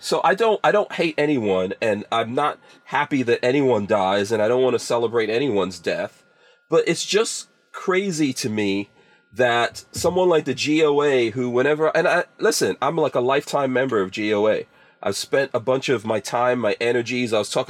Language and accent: English; Guyana; born there; also born or lived in England; So first of all, I was born in Guyana, and that was a British colony.